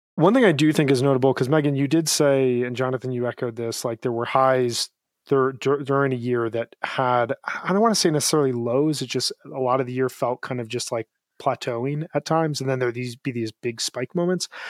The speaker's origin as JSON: {"language": "English", "area": "Chicago suburbs", "region": "Illinois", "country": "United States", "tie": "born or raised there", "said": "growing up in the Chicago suburbs"}